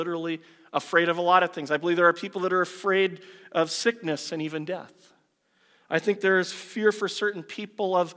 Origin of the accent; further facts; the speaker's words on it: United States; moved away as an adult; now in Canada; I was born in the U.S.